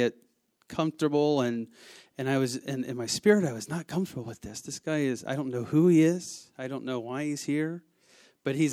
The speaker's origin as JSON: {"language": "English", "region": "the South", "country": "United States", "said": "I am from the South"}